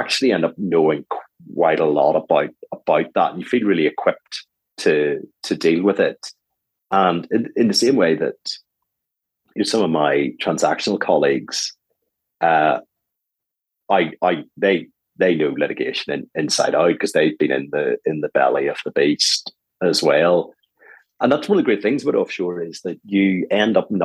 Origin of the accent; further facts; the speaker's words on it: Ireland; moved away as an adult; also born or lived in Dublin / Cayman Islands / British Virgin Islands / United States; now in London, United Kingdom; Being Irish